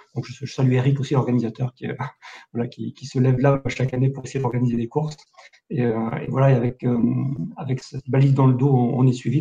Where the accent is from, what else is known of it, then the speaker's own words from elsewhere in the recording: Millau, Occitania, France; now in Istres, France; je suis natif de Millau dans l'Aveyron